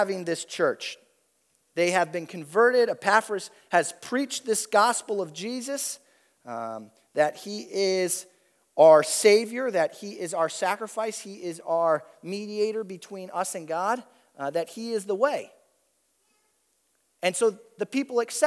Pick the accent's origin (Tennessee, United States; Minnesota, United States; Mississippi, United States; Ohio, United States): Ohio, United States; Toledo; I grew up in Toledo